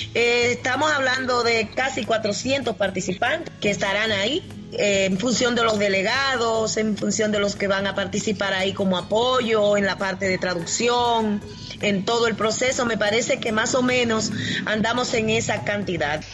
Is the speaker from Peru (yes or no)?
no; Dominican Republic; somos de República Dominicana.